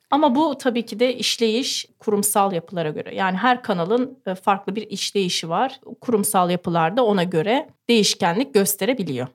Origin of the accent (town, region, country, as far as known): Ankara, Turkey